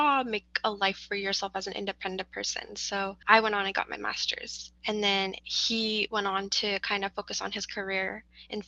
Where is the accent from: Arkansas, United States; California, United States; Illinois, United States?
California, United States; We were born and raised in Cali